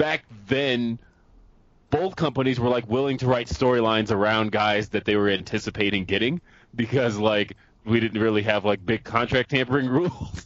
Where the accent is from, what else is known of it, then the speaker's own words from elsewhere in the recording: Colorado, United States; also born or lived in California; we moved to Colorado in 1994